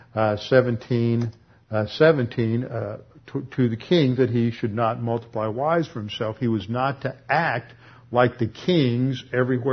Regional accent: Houston, Texas, United States; I grew up over in Meyerland

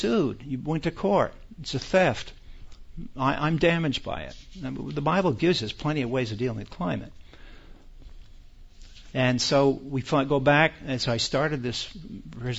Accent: United States; We are American citizens

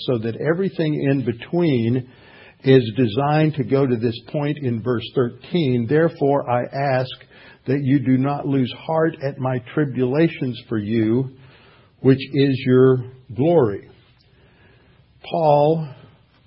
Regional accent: Houston, Texas, United States; I had a friend that I grew up with here in Houston, a lifelong friend.

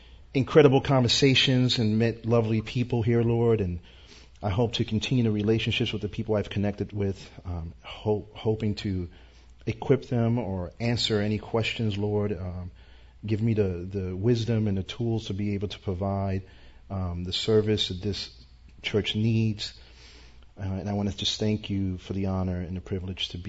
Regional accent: New York, United States; I'm from New York, born and raised.

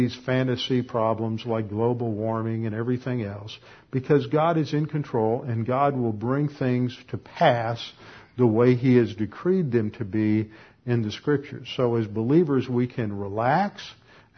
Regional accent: Texas, United States; moved away; also born or lived in Connecticut; I'm a Texan

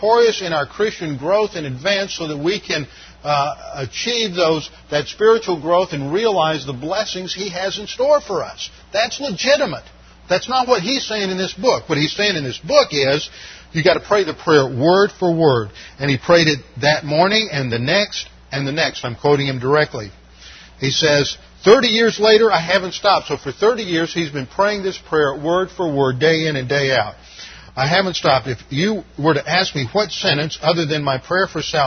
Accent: Texas, United States; I'm from Texas down there.

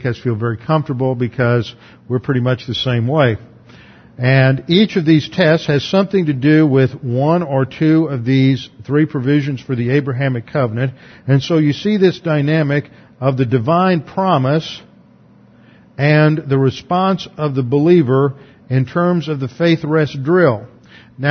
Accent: United States; as an American

